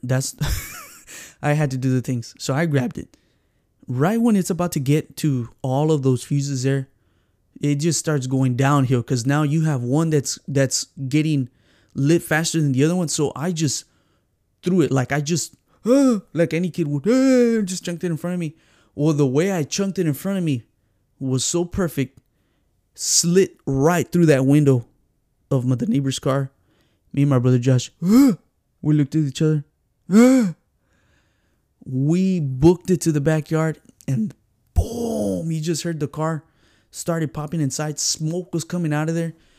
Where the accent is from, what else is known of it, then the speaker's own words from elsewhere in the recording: San Antonio, Texas, United States; born and raised here in San Antonio, Texas